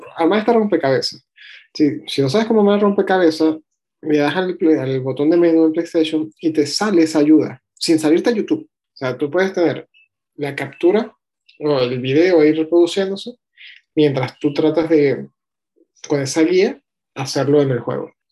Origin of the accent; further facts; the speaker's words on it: Venezuela; nací en Venezuela